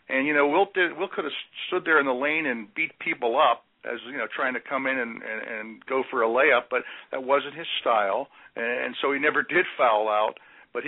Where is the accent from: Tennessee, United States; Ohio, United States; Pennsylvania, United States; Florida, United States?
Pennsylvania, United States; Pittsburgh; when I was 16, living in Pittsburgh, my hometown